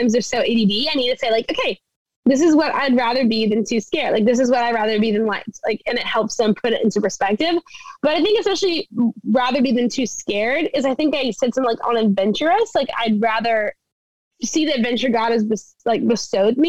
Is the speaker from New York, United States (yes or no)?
no; South Louisiana, United States; moved away as an adult; also born or lived in Texas; now in Orlando, United States; I grew up in South Louisiana